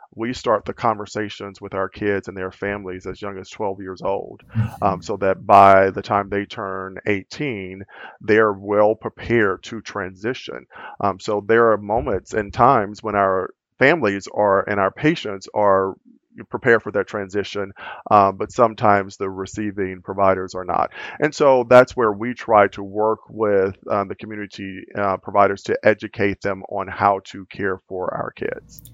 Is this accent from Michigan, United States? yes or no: no; Louisiana, United States; moved away as an adult; also born or lived in California; now in Minnesota, United States; I'm originally from Louisiana and still classify myself as being a southerner and a country boy, um, which is where I spent most of my life